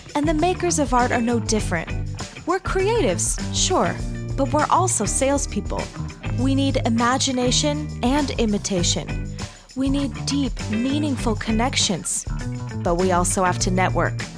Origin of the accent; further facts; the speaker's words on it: Arizona, United States; moved away as an adult; also born or lived in Texas / Utah; now in Salt Lake City, United States; I grew up in Arizona